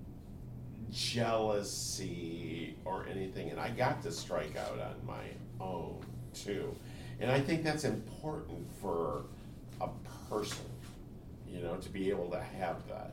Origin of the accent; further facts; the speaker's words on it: United States; also born or lived in Japan; I'm an American